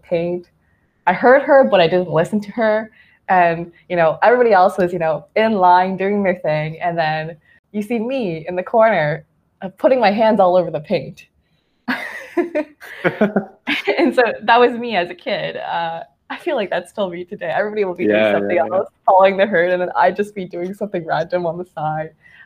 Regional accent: Nantong, Jiangsu, China; moved away; also born or lived in Canada; I was born in Jiangsu Nantong, which is, I believe, a couple kilometers away from Shanghai. And there I grew up with two families

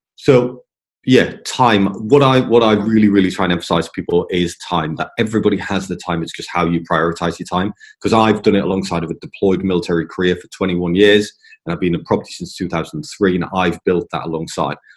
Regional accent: England, United Kingdom; moved away; also born or lived in Scotland; coming from England, you know, I'm in English.

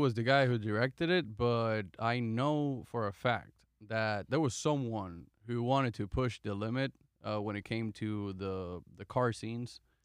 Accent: Puerto Rico; moved away; I'm from Puerto Rico

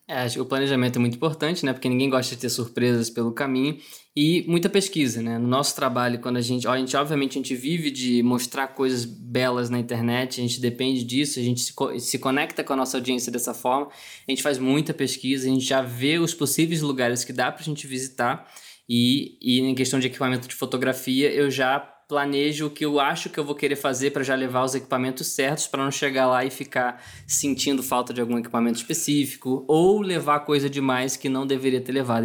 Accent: Rio de Janeiro, Brazil; now in São Paulo, Brazil; eu sou do Rio de Janeiro, né? Hoje eu moro em São Paulo, então minha família está toda lá

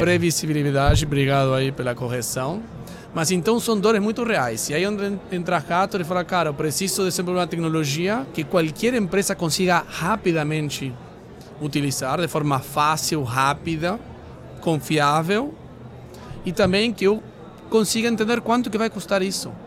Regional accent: Argentina; Portuguese is a second language; moved away as an adult; now in Brazil

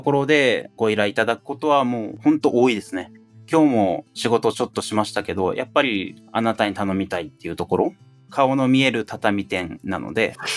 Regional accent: Asakura, Fukuoka, Japan; born or raised there

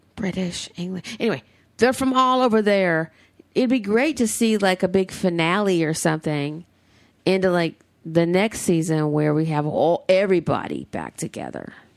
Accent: the South, United States; now in Southern California, United States; I'm the Southerner.

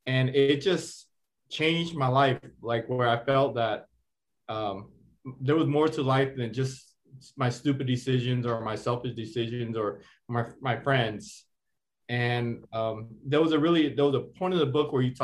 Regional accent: Seattle, Washington, United States; I grew up in the Seattle Housing Projects

